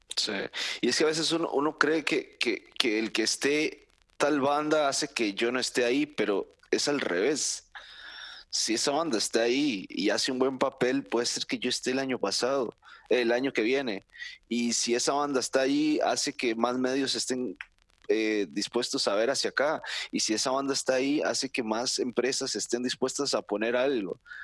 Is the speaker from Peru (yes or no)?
no; Costa Rica